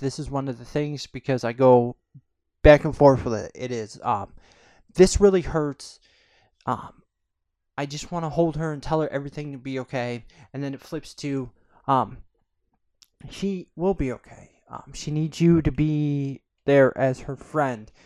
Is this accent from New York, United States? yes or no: yes; Corning, New York, United States; I'm from a small town in upstate New York. Um, it's called Corning